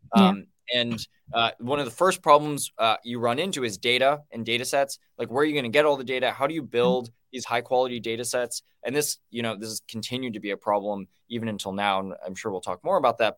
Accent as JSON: {"language": "English", "town": "Los Alamos", "region": "New Mexico", "country": "United States", "tie": "born or raised there", "said": "I grew up in Los Alamos, New Mexico"}